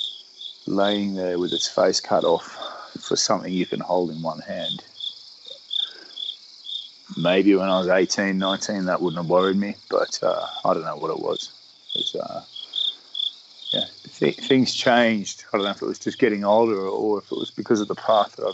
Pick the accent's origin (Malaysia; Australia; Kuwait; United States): Australia; I am an Australian sailor